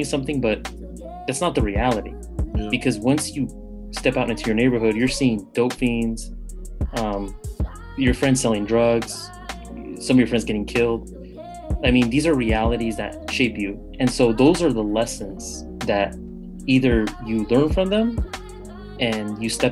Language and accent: English; Bay Area, California, United States; born and raised in the Bay Area, California